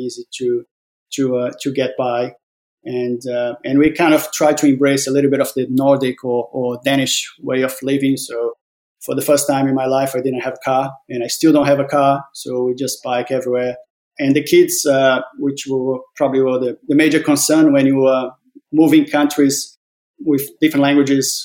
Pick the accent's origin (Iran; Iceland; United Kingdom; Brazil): Brazil; moved away as an adult; also born or lived in Australia; now in Denmark; born and raised in Brazil. In my early 20s, moved to Australia, lived there for 17 years, and then have been now for the last 5 years in Denmark.